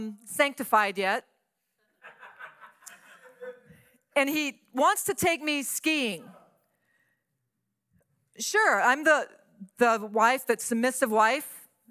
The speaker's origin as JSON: {"language": "English", "region": "Louisiana", "country": "United States", "also_born_or_lived": "San Antonio, Texas", "moved": "as an adult", "said": "I'm from Louisiana, never saw snow."}